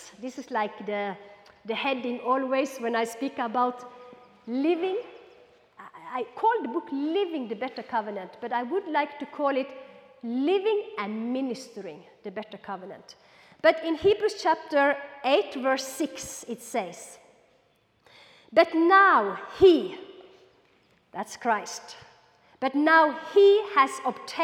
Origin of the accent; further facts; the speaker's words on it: Norway; also born or lived in Kenya; I'm Norwegian on this side and I'm Kenyan on this side. I lived 6 years in Kenya